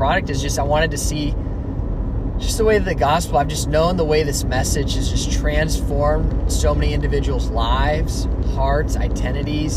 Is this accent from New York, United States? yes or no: no; Alamo, California, United States; also born or lived in Dublin, California; I was born and raised in the Bay Area. Actually, specifically grew up in Alamo, but I currently live in Dublin